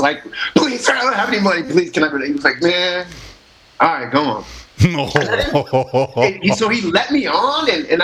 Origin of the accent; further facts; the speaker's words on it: Midwest, United States; moved away; I'm from the Midwest